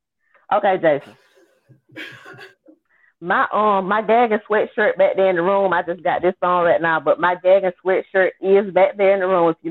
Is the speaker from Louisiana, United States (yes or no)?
no; Georgia, United States; I'm from Georgia.